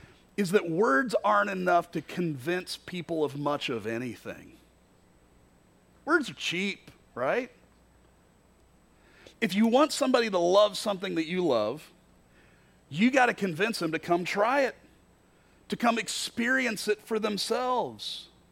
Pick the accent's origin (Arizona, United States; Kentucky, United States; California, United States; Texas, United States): Kentucky, United States; The very first time I entered into the Quad Cities, I was in college from Kentucky